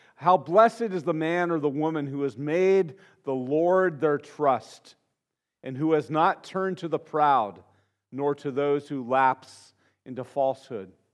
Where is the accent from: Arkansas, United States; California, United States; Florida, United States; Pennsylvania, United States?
California, United States; Santa Barbara; growing up in Santa Barbara, in, in, my family, it was kind of the lowest rung of middle class that existed in Santa Barbara. You know, we moved there in 1969